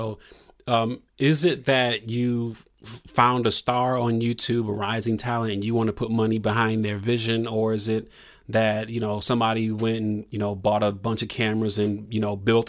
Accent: Toledo, Ohio, United States; I'm from Ohio, so I'm from 45 minutes south of Detroit in Toledo, Ohio. And I think a lot about, you know, the perspectives I saw growing up, being in the Rust Belt

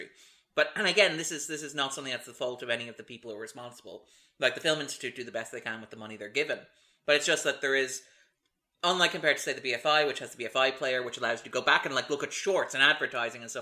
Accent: Ireland; as Irish people, like myself and Andrew

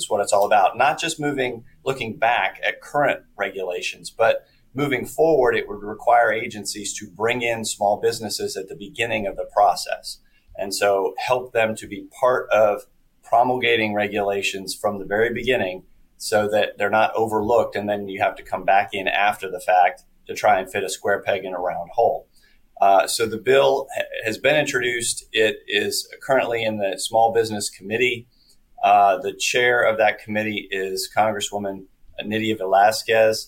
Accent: Lexington, United States; my hometown of Lexington

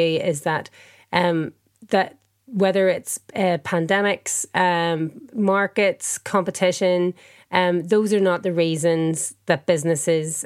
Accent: Ireland; I'm Irish.

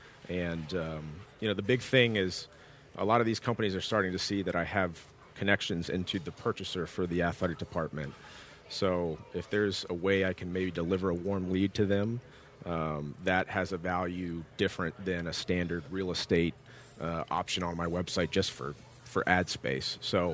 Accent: Atlanta, Georgia, United States; Atlanta, Georgia.

